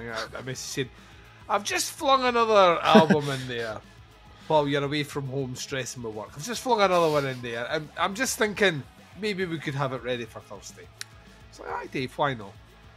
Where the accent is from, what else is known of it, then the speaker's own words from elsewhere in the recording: Scotland, United Kingdom; we are Scottish